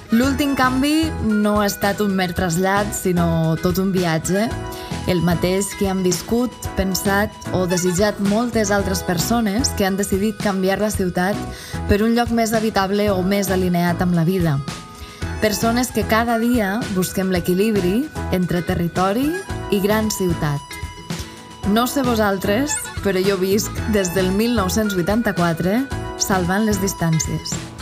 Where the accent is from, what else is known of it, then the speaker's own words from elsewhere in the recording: Llombai, Valencian Community, Spain; moved away as an adult; also born or lived in Barcelona; now in Tortosa, Spain; Soc valenciana, establerta a les Terres de l'Ebre, amb un peu a Barcelona. Vaig nàixer a Llombai, un poble de 2.600 habitants, a la Ribera Alta